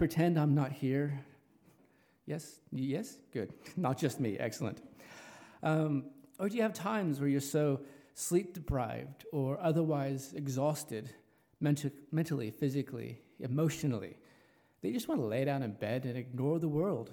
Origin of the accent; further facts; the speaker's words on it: Los Angeles, California, United States; also born or lived in New Zealand; now in Richmond, New Zealand; As you can tell from my accent, I'm not a local. I originate from Los Angeles, California